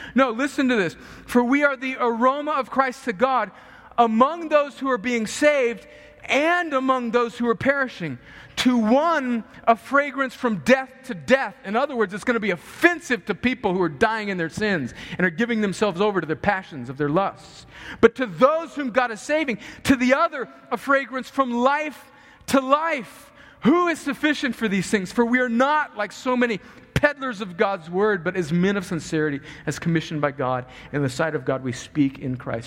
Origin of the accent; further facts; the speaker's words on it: United States; moved away; I grew up on the Mexican border